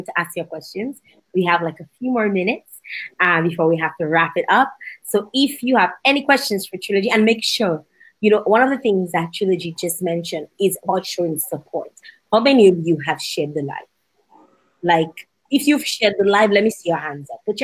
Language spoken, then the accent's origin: English; Dominica; I'm from Dominica